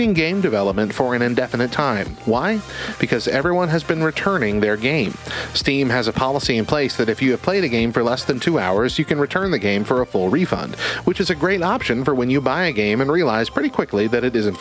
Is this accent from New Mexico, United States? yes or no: yes; Hobbs, New Mexico, United States; I grew up in Hobbs.